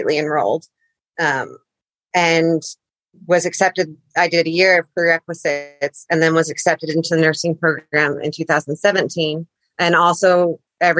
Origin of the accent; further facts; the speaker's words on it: Utah, United States; moved away as an adult; also born or lived in Coos Bay, Oregon; I'm from Utah